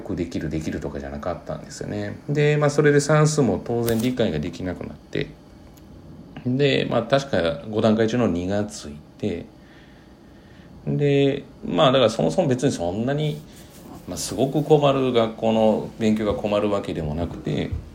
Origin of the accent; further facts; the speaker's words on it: Japan; 日本人である自分